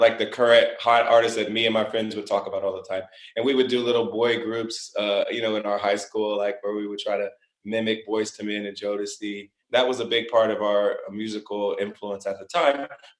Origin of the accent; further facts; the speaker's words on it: Springfield, Ohio, United States; moved away; I was brought up in Springfield, Ohio. It's a small city.